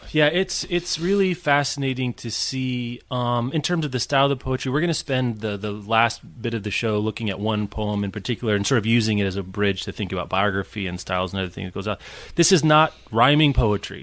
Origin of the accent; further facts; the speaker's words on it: Midwest, United States; as a Midwesterner